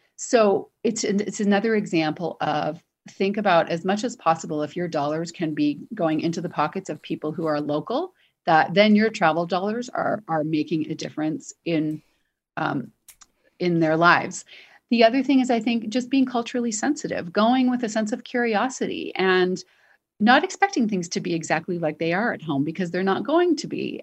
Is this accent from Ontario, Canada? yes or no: yes; Toronto, Ontario, Canada; moved away; I'm from Toronto